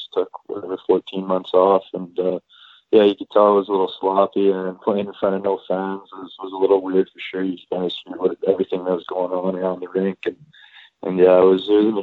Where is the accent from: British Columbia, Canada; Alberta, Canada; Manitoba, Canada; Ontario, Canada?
Alberta, Canada; St. Albert; I'm from St. Albert, Alberta.